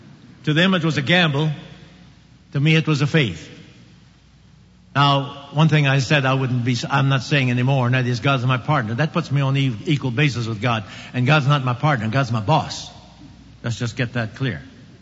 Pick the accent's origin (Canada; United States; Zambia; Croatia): United States; Oklahoma; I came from Oklahoma.